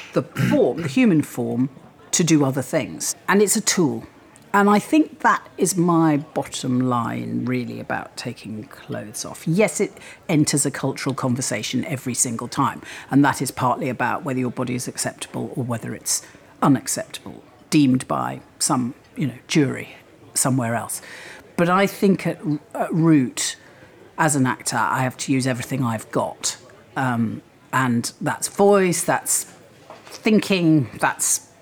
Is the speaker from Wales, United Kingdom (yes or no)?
yes; Wales, United Kingdom; moved away as an adult; I grew up in Wales, yes. My parents moved to Wales when I was 3. I was educated there, and I lived there until I went to university